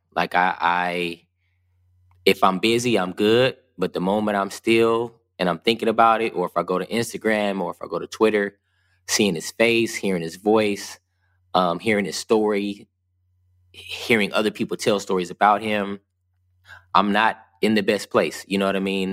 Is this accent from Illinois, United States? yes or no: no; West Covina, California, United States; also born or lived in Ontario, California; I grew up in Southern California, in West Covina and Ontario, which are about 36 miles east of Los Angeles.